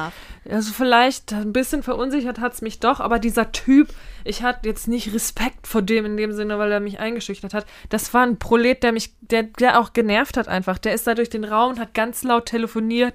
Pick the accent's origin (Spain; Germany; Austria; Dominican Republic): Germany; Mainz, Rhineland-Palatinate; also born or lived in Harburg, Hamburg; now in Hamburg, Germany; als gebürtige Mainzerin